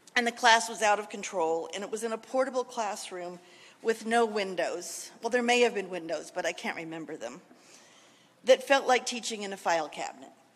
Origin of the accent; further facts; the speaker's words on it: California, United States; moved away as an adult; also born or lived in Washington, D.C. / Maryland; growing up in California